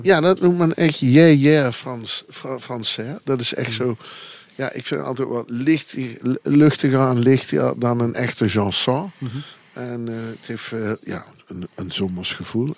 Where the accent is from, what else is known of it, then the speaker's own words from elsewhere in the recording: Belgian Campine, Flanders, Belgium; ik kom uit de Kempen, uit de Belgische Kempen